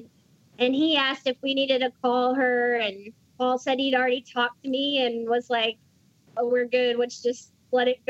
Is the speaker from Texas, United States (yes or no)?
yes; Dallas, Texas, United States; I'm from Dallas